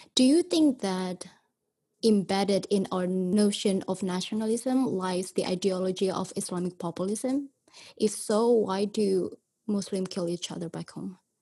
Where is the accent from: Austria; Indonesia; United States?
Indonesia; growing up in Indonesia, reading Pancasila every Monday